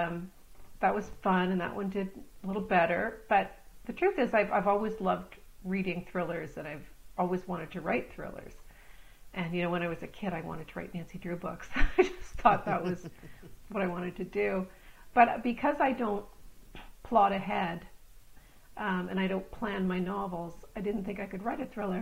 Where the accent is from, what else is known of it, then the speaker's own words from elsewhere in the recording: Stirling, Ontario, Canada; also born or lived in Scarborough, Ontario / North Toronto / Belleville; now in Toronto, Canada; I grew up in partly in North Toronto and partly in a little out on a farm in near a little town called Stirling, Ontario. My family bought a farm out there. So I moved out there when I was about 9 years old, and I grew up out there and I went to high school in Belleville.